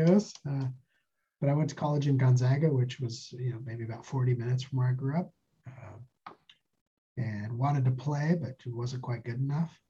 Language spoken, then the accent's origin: English; Spokane, Washington, United States; moved away as an adult; also born or lived in northern Idaho / Stillwater, Oklahoma / Reno, Nevada; I grew up near Spokane, part of my life in northern Idaho, part of my life uh, outside Spokane.